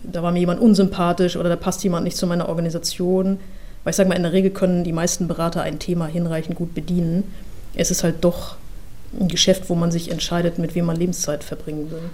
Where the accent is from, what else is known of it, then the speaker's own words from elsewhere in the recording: Mecklenburg-Vorpommern, Germany; Ich komme aus Mecklenburg-Vorpommern. Ja, also ich komme aus einer, einer, sehr ruhigen Gegend, nahe der Ostsee.